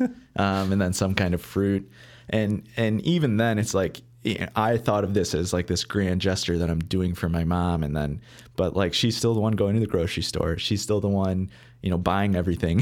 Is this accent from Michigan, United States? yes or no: yes; Beverly Hills, Michigan, United States; now in Chicago, United States; I grew up, uh, in a, a small town called Beverly Hills